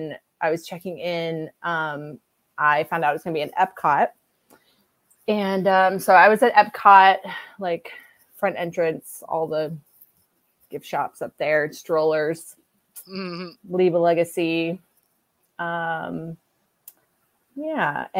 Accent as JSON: {"language": "English", "region": "Arkansas", "country": "United States", "moved": "yes", "said": "I was from Arkansas"}